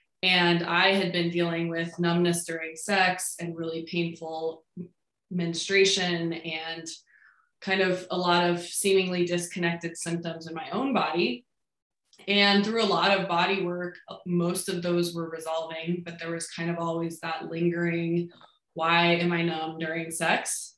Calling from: Denver, Colorado, United States; I am in Denver.

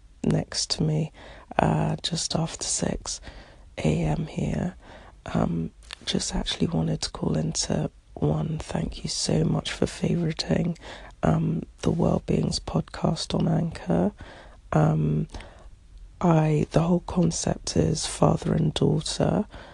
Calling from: London, United Kingdom; I'm calling from London, England

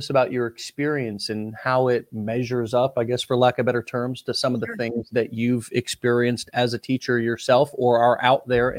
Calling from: St. Petersburg, Florida, United States; where I'm calling in from, which is St. Petersburg, Florida, down here in the Sunshine State.

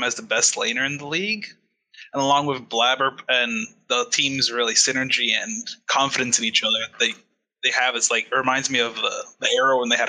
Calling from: San Francisco, California, United States; I'm calling from San Francisco.

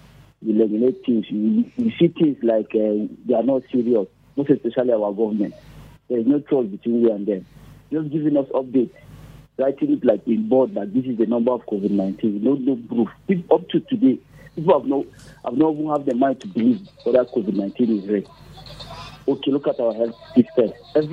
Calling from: Nigeria; I'm calling from Alato.

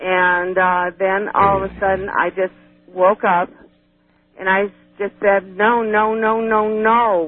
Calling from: Cleveland, Ohio, United States; I'm calling from Cleveland, Ohio.

